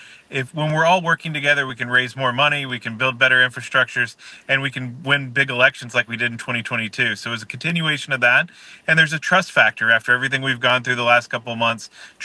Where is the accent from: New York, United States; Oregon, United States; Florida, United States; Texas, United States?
Florida, United States; Tallahassee; I luckily, because I'm from Tallahassee and in that infrastructure, that I'm able to work with the elected officials.